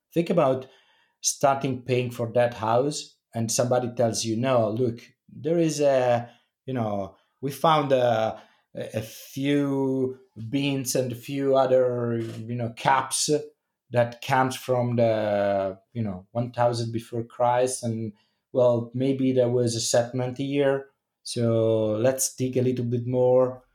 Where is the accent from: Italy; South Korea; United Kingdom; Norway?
Italy